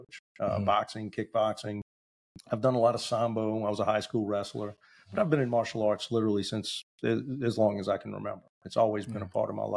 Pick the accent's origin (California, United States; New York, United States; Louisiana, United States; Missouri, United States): Louisiana, United States; New Orleans; I was born and raised in New Orleans